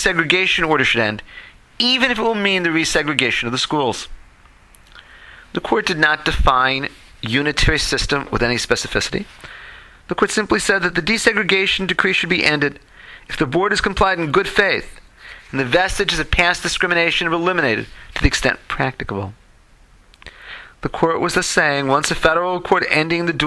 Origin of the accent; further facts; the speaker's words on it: Chicago, Illinois, United States; now in Los Angeles, United States; I grew up in Chicago